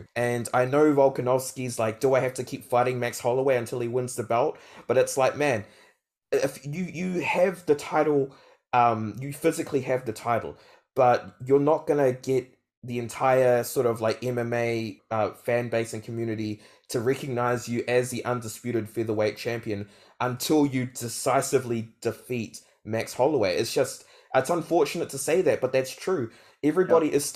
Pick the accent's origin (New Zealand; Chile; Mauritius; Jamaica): New Zealand; I'm a Kiwi.